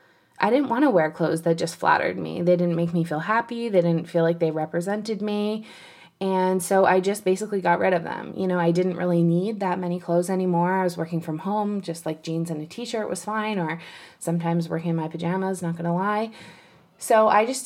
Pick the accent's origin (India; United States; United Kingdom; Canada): Canada; I'm Canadian